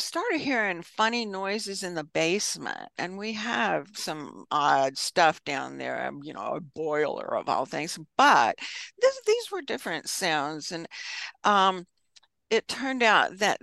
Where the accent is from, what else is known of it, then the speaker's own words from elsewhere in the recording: the South, United States; I'm a Southerner